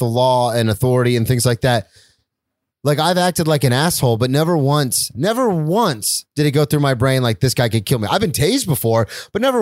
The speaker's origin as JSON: {"language": "English", "town": "Daytona Beach", "region": "Florida", "country": "United States", "tie": "born or raised there", "said": "I grew up in Daytona"}